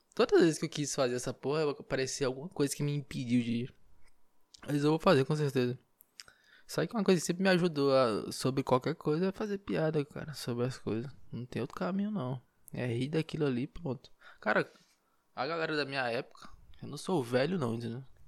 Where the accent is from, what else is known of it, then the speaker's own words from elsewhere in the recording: Marabá, Pará, Brazil; now in Belém, Brazil; Marabá, lá onde eu nasci, interior